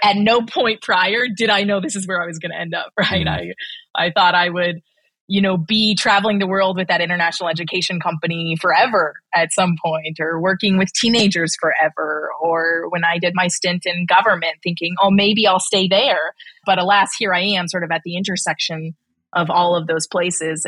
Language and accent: English; Nebraska, United States; moved away as an adult; also born or lived in Missouri / East Coast; now in Cleveland, United States; Born and raised in Nebraska and Missouri, ended up on the East Coast for the last 11 years.